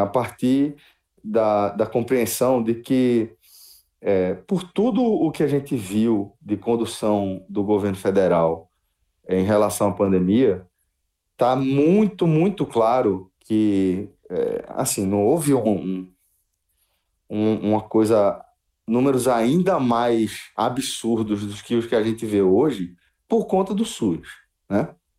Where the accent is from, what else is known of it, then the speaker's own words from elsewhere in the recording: Brazil; a gente como brasileiro